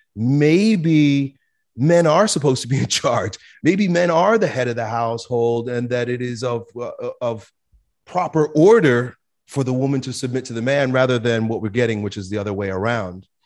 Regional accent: United States; growing up in America

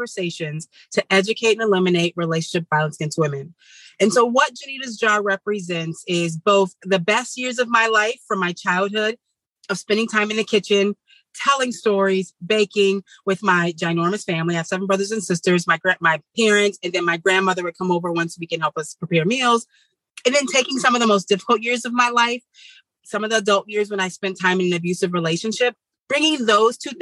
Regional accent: Midwest, United States; growing up in the Midwest in the city

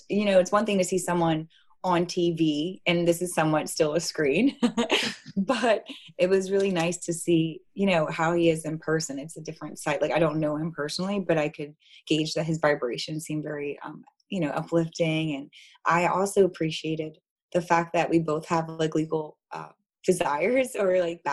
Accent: New Jersey, United States; now in Baltimore, United States; I'm from New Jersey

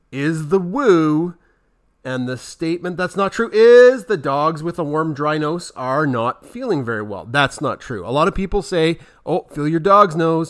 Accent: Central Alberta, Canada; we're from Central Alberta and it's winter here 10 months a year

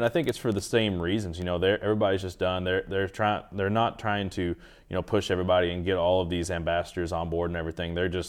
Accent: Kentucky, United States; I'm from Eastern Kentucky, so you know the big things to hunt there is definitely whitetail and Eastern turkey

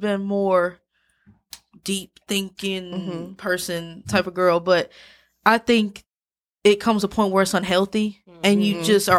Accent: Brandon, Mississippi, United States; I'm from Brandon.

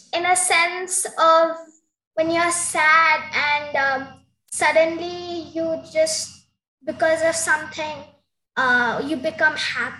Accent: Mumbai, Maharashtra, India; I'm 11 years old. I'm from Mumbai.

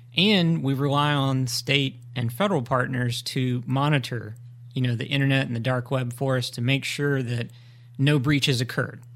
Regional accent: Greenville, North Carolina, United States; I, uh, was born and raised in Greenville

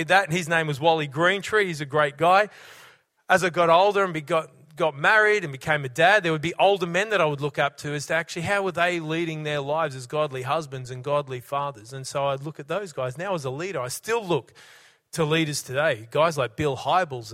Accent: Brisbane, Queensland, Australia; now in Cessnock, Australia; When I was a young fella, growing up in Brisbane, sports crazy kid

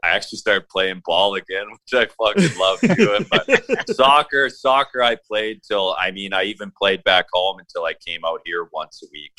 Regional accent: Victoria, British Columbia, Canada; I'm from Victoria, British Columbia, Canada.

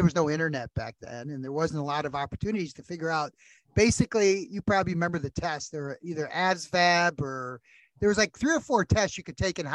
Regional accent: Lincoln Park, Michigan, United States; my hometown, Lincoln Park

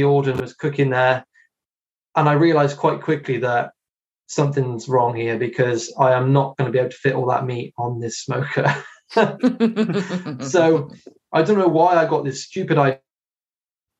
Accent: Hereford, West Midlands, United Kingdom; I'm in Herefordshire, and I was born in Hereford. I still live very close to it

